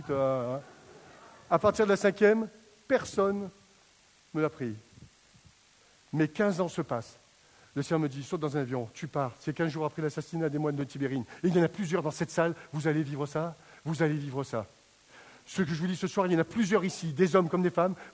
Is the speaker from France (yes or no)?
yes; Grenoble, Auvergne-Rhône-Alpes, France; je viens de Grenoble